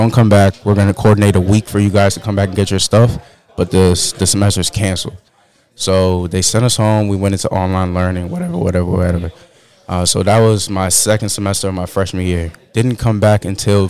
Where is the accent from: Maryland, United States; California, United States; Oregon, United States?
Maryland, United States; moved away as an adult; also born or lived in Belgium / Benin / Atlanta; now in New York, United States; I live in New York now. I was born in Belgium, was raised for 4 years in Benin, and grew up in Maryland